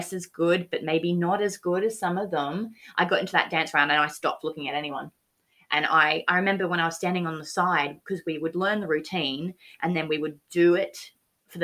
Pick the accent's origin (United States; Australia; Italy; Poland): Australia; moved away; I'm from Australia. Haven't driven in this country.